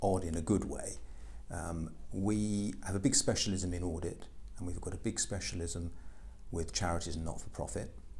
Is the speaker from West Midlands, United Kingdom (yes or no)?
yes; Royal Leamington Spa, West Midlands, United Kingdom; I was born in Leamington, went to school at Leamington College for Boys